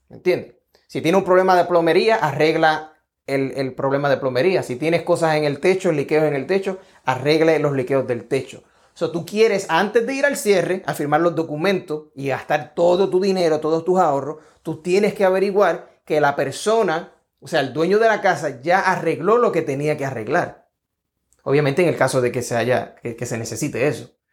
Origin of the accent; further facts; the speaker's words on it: Puerto Rico; now in Georgia, United States; Estoy acá en el estado de Georgia, soy de Puerto Rico